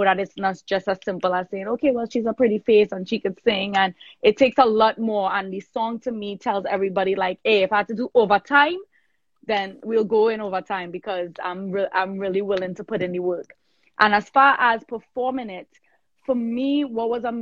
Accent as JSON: {"language": "English", "country": "Trinidad & Tobago", "tie": "born or raised there", "also_born_or_lived": "New York", "moved": "yes", "said": "I was born in Trinidad. I am Trini born. I was born in South Trinidad. I migrated to New York"}